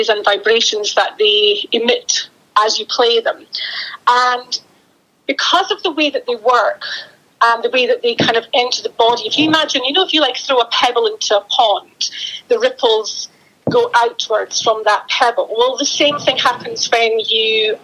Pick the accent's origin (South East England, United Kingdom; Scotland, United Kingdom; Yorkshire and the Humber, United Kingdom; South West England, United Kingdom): Scotland, United Kingdom; Aberdeen; moved away as an adult; also born or lived in Dubai / south of England; now in northeast Scotland, United Kingdom; I'm from Aberdeen City. And lived there up until I was in my early 20s